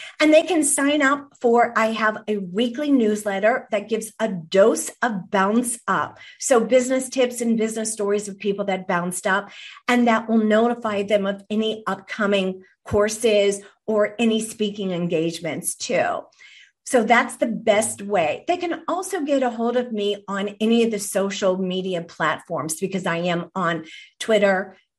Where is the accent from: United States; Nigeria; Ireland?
Ireland; And I am Irish myself.